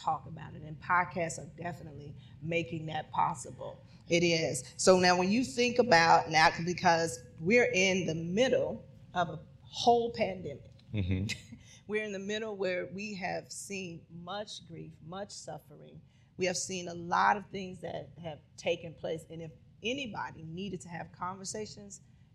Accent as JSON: {"language": "English", "region": "the North", "country": "United States", "said": "I'm from the North"}